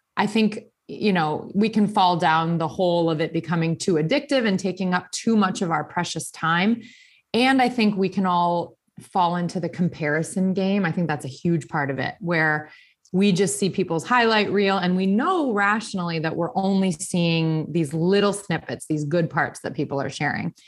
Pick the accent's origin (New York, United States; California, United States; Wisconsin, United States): Wisconsin, United States; Burlington; moved away as an adult; also born or lived in Milwaukee, Wisconsin / Shorewood, Wisconsin / Greenfield, Wisconsin / New Berlin, Wisconsin; now in Arizona, United States; I was born and raised in Wisconsin. I grew up in Burlington